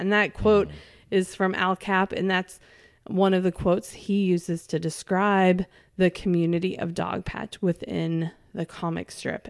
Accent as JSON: {"language": "English", "region": "California", "country": "United States", "tie": "born or raised there", "moved": "yes", "lives_now": "Arkansas, United States", "said": "I didn't grow up in Arkansas and I grew up in California"}